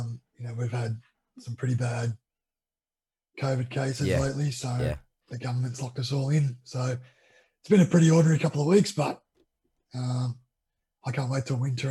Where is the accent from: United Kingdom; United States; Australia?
Australia; New South Wales; For me personally, it was great. I grew up out on property.